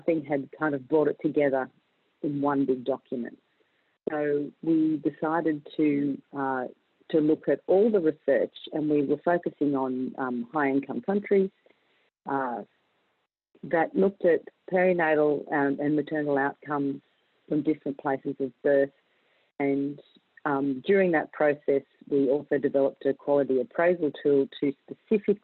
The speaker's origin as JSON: {"language": "English", "country": "Australia", "said": "I'm a midwife from Australia."}